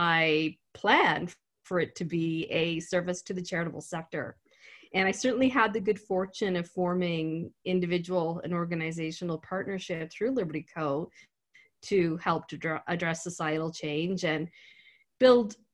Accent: Antigonish, Nova Scotia, Canada; I grew up in Antigonish

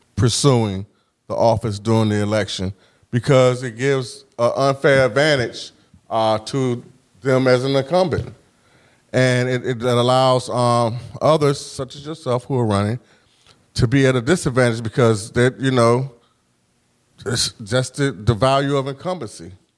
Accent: Norfolk, Virginia, United States; I grew up in Huntersville

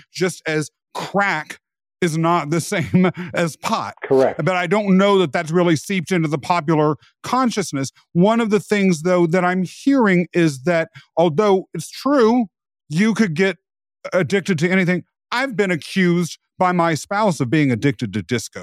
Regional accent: rural Kansas, United States; I was raised in rural America

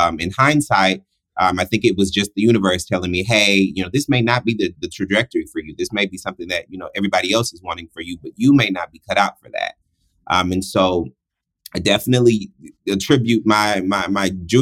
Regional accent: Houston, Texas, United States; I was born in Houston, Texas

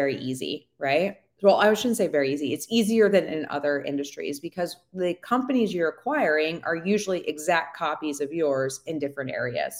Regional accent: East Coast, United States; moved away; also born or lived in Colorado; We're originally from the East Coast

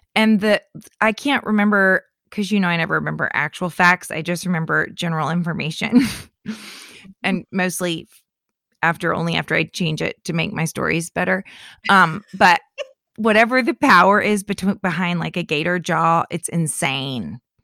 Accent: Lake County, central Florida, United States; moved away; my hometown is in central Florida in Lake County where there are more lakes than there is land

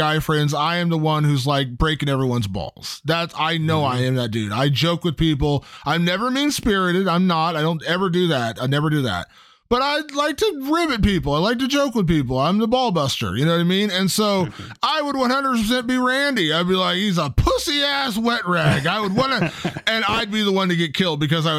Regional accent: Ohio, United States; my home state of Ohio

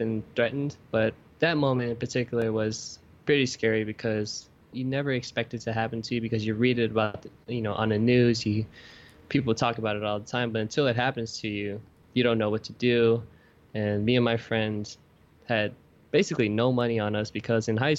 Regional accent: Oakland, California, United States; now in New York City, United States; growing up in Oakland

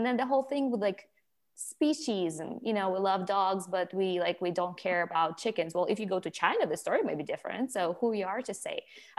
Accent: Ukraine; moved away; but I grew up in Ukraine, and in Ukraine, you know

